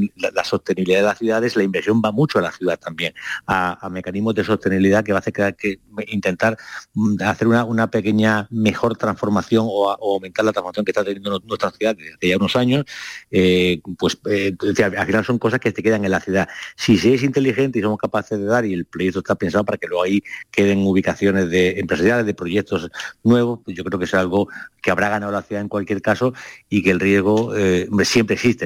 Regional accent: Málaga, Andalusia, Spain; nosotros en Málaga

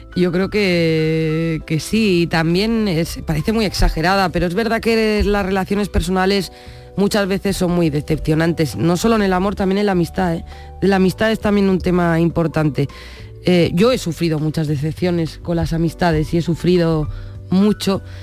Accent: Basque Country, Spain; first language Spanish; Nací en el País Vasco, pero mi padre era de Jimena de la Frontera

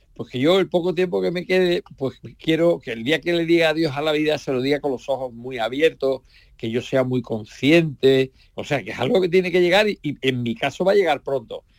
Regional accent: Andalusia, Spain; para mi pueblo, para mi patria de Andalucía

